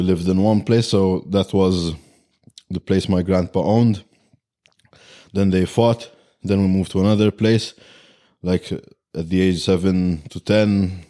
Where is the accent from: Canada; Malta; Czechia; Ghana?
Malta; Malta. We're from Malta.